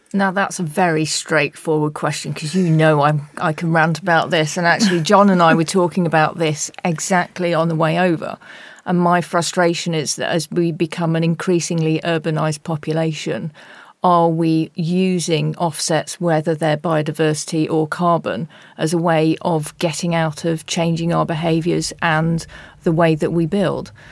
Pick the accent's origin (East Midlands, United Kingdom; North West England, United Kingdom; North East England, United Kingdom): East Midlands, United Kingdom; Nottingham; Nottingham, my hometown